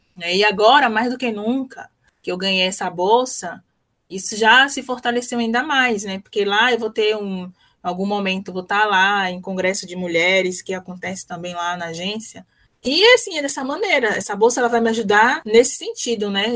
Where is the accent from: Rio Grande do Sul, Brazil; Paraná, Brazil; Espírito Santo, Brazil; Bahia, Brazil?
Bahia, Brazil; Salvador; moved away; also born or lived in Sergipe